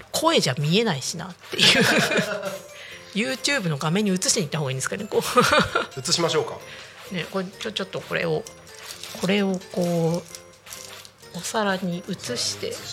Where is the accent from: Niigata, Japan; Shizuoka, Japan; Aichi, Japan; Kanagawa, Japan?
Niigata, Japan; 私新潟出身だって話を前ちらっとしたと